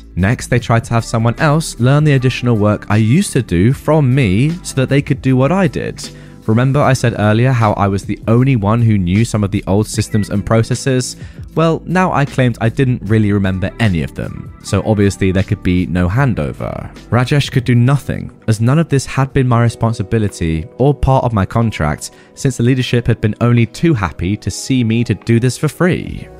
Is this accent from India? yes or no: yes; India